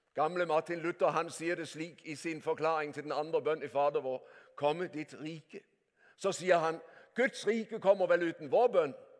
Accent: Denmark; Norwegian is a second language; moved away as an adult; now in Norway; Jeg er ektefødt danske

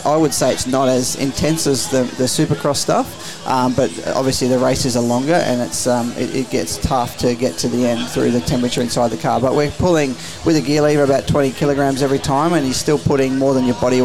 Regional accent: Mildura, Victoria, Australia; We grew up in Wildura, Northwest Victoria

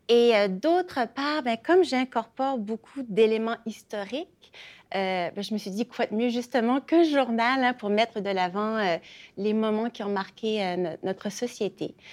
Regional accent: Acadia, Canada; moi, ça, me rejoint personnellement comme je suis acadienne.

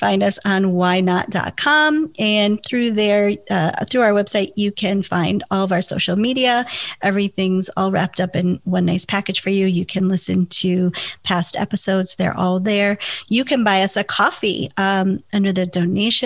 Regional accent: Wisconsin, United States; now in California, United States; we're both originally from Wisconsin. I now live in California

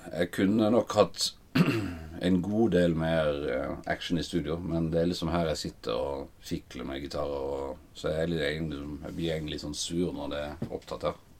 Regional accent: Flekkefjord, Agder, Norway; now in Oslo, Norway; kom jeg fra Flekkefjord. Begynte eh, å spille eh, trommer i TenSing-koret The Messengers. Ungdomshallen i Flekkefjord

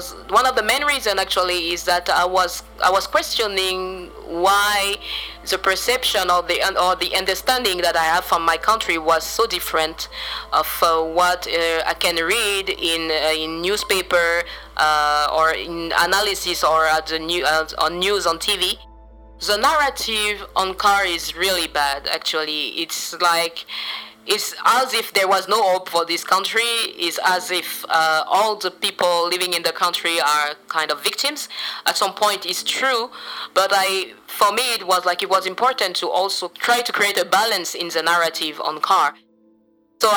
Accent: Central African Republic; I'm from the Central African Republic, and I run a youth-led organization

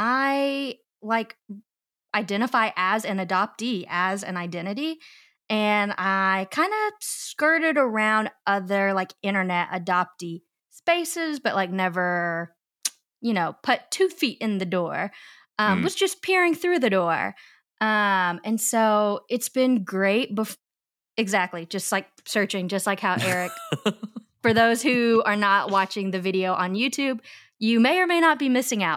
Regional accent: Arkansas, United States; I am a Chinese transracial adoptee, and I grew up in Central Arkansas, where I am still located.

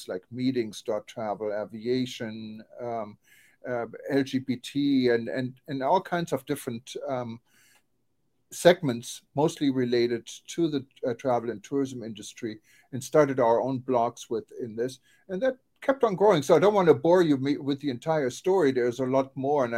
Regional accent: Düsseldorf, North Rhine-Westphalia, Germany; moved away as an adult; now in United States; my hometown, Düsseldorf

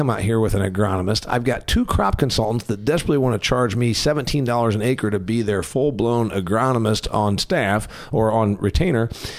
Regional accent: Indiana, United States; I'm from Indiana, which is a corn and soybean state.

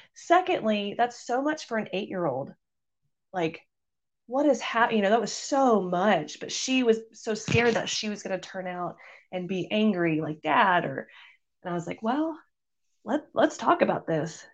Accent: Missouri, United States; I moved back to Missouri, which is where I'm from

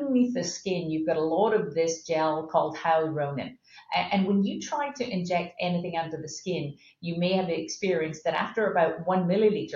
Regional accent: Scotland, United Kingdom; moved away as an adult; now in United States; I'm from Scotland

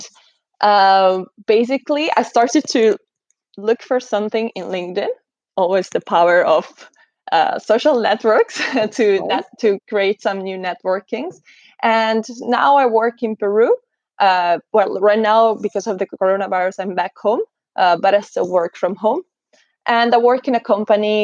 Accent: Italy; moved away as an adult; also born or lived in Scotland; I'm actually from Italy

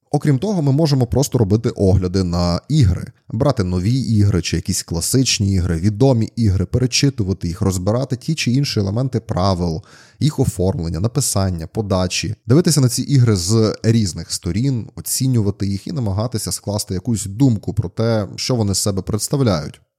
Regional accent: Zakarpattia Oblast, Ukraine; В нас на Закарпатті є такий дуже класний вислів

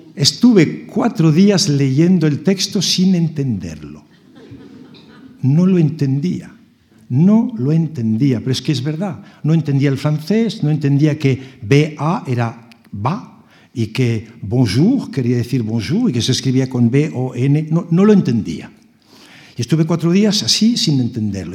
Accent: Barcelona, Catalonia, Spain; moved away; also born or lived in Strasbourg; de pequeño en Barcelona

